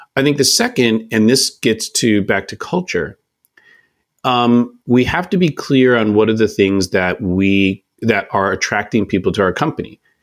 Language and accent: English; Oakland, California, United States; I'm from Oakland, California